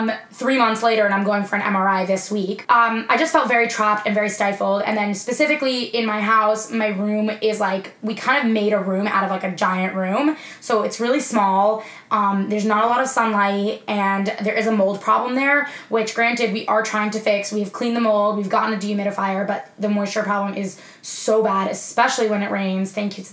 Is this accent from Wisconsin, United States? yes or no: no; New York, United States; moved away as an adult; also born or lived in Florida; even if I move back to New York in the future, it's not gonna be back home.